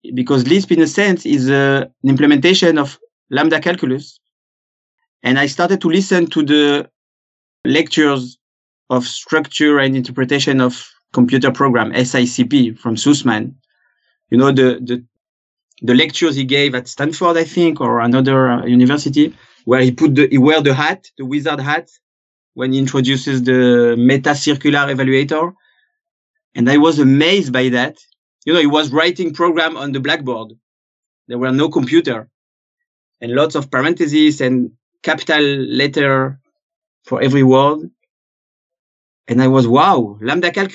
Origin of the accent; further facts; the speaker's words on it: France; accent: French; English is a second language; moved away as an adult; now in Israel; I was born in France, as you probably guessed from my accent. But for the last 20 years, I've lived in Israel.